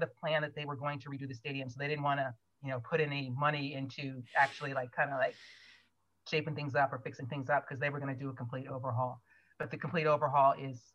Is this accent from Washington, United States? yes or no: no; Ohio, United States; moved away as an adult; also born or lived in Stanford, California; I grew up in Ohio